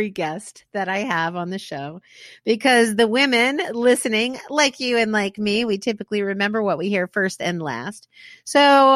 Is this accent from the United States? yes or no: yes; Manassas, Virginia, United States; I was born in Manassas